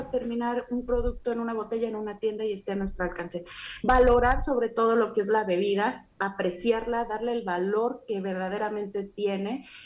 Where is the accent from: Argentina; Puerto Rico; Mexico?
Mexico; nosotros como mexicanos